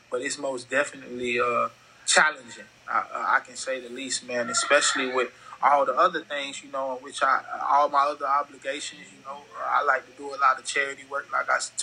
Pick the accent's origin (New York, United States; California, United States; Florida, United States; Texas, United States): Florida, United States; Fort Lauderdale; also born or lived in Arkansas; now in Houston, United States; growing up in Fort Lauderdale